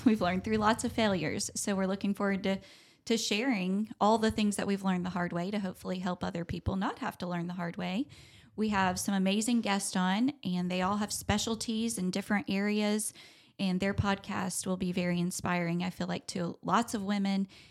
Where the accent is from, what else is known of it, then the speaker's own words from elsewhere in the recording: Charlotte, North Carolina, United States; I grew up in Charlotte in the arts industry